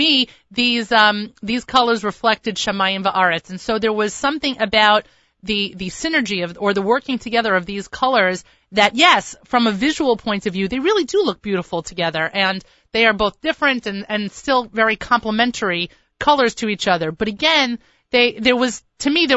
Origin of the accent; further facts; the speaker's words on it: New York, United States; accent: American, New York; I sound I'm from New York and not Long Island